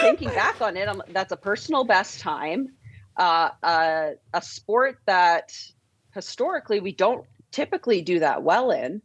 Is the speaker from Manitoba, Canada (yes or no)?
no; St. Albert, Alberta, Canada; I was born just outside Edmonton in Saint Albert